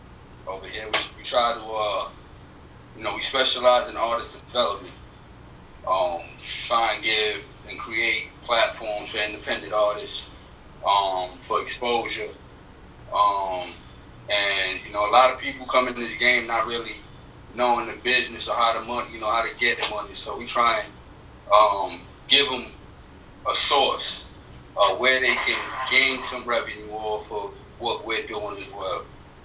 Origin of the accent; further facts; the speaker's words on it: New York City, New York, United States; now in Highlands County, Florida, United States; But I'm from the Bronx, originally.